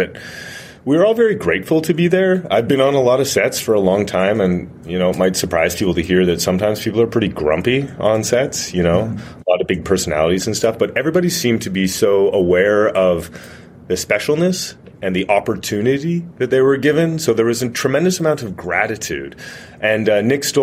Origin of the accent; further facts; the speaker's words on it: Canada; I'm Canadian